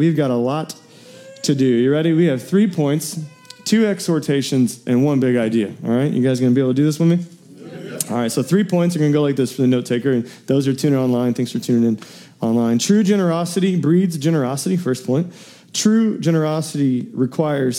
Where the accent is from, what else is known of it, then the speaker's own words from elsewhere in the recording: Metropolis, Illinois, United States; I was raised in Metropolis, Illinois, southern tip of Illinois